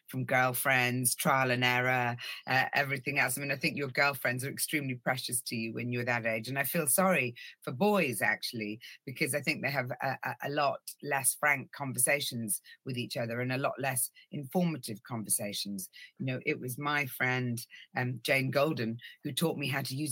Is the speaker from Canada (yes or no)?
no; Ireland; also born or lived in Norway; I was born in Norway. We lived there till I was 6 years old, and then we moved to the Republic of Ireland.